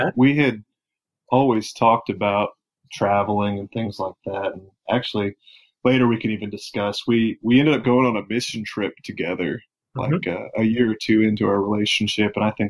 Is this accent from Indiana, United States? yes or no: no; southeast Missouri, United States; I was born and raised in a small town in southeast Missouri. That's pretty much where I was until college.